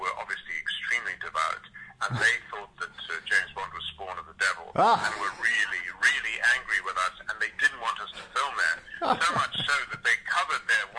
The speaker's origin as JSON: {"language": "English", "country": "South Africa", "tie": "born or raised there", "said": "I grew up in Africa."}